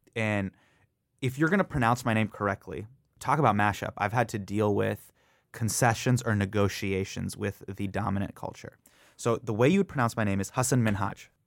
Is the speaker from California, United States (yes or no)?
yes; Davis, California, United States; moved away as an adult; also born or lived in San Francisco / Los Angeles; now in New York City, United States; grew up in Davis, California, which is a very, very Caucasian place